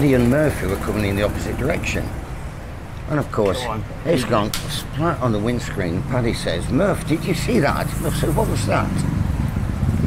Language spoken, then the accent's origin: English; Lancashire, North West England, United Kingdom; moved away as an adult; now in Pattaya, Thailand; I'm from Lancashire